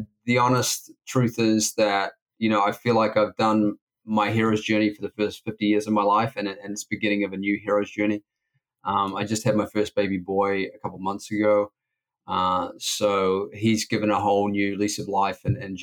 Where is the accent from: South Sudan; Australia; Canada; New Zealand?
New Zealand; Auckland; also born or lived in Wellington, New Zealand; I was born in Wellington, New Zealand, grew up on the North Shore of Auckland in New Zealand.